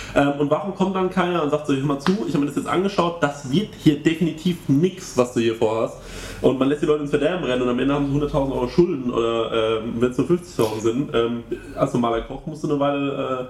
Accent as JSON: {"language": "German", "town": "Aschaffenburg", "region": "Bavaria", "country": "Germany", "tie": "born or raised there", "said": "in meiner Heimatstadt Aschaffenburg"}